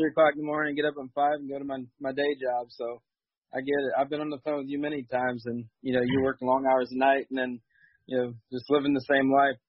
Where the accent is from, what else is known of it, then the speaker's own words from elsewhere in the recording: north of Dayton, Ohio, United States; I'm north of Dayton, Ohio.